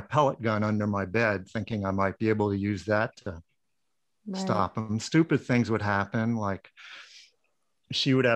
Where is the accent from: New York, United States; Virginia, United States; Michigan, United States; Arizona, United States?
New York, United States; Long Island; now in Northern California, United States; I grew up in Long Island, the North Shore of Long Island.